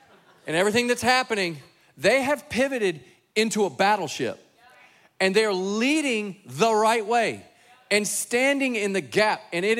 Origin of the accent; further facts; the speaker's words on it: Dallas, Texas, United States; moved away as an adult; now in Concord, United States; So Jason and I grew up in Dallas, Texas, home of God's favorite football team.